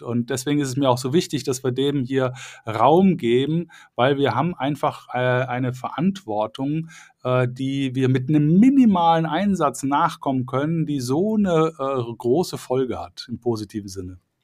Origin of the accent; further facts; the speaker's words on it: Cologne, North Rhine-Westphalia, Germany; ich komme ja aus Köln